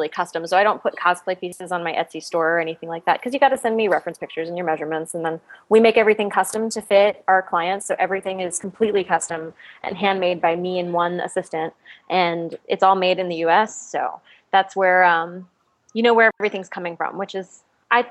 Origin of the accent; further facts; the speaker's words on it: Texas, United States; now in Los Angeles, United States; I'm from Texas, so I'm used to like 110 degrees, but I don't know what winter is